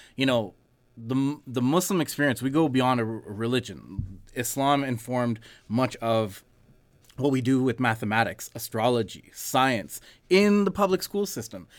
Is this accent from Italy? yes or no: no; Canada; we're born and raised here